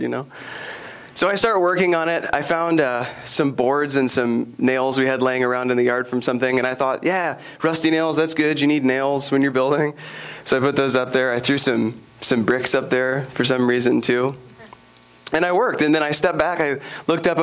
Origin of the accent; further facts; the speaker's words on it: Sherman, Texas, United States; I grew up in Sherman, Texas.